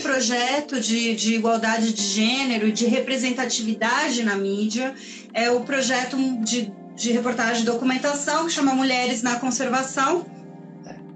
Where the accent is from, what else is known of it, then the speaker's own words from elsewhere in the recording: Chile; now in São Paulo, Brazil; Sou chilena, mas uma Tilo paulistana